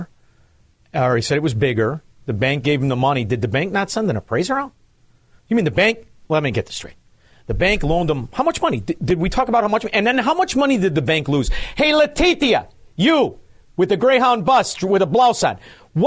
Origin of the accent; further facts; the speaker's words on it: Melrose Park, Illinois, United States; I grew up in Melrose Park